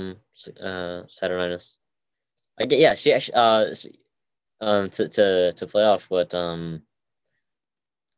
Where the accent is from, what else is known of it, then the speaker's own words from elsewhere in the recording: Massachusetts, United States; also born or lived in Seoul, South Korea; I was born in South Korea, Seoul, South Korea. I was adopted to the United States, Massachusetts specifically, when I was around 11 months old